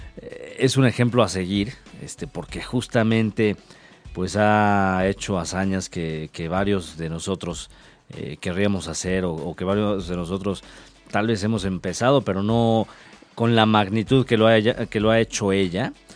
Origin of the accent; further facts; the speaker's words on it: Mexico; como decimos aquí en México